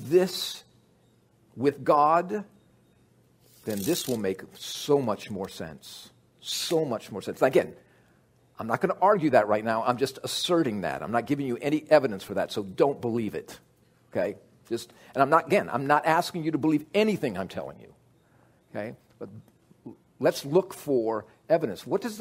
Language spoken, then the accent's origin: English; United States; I'm an American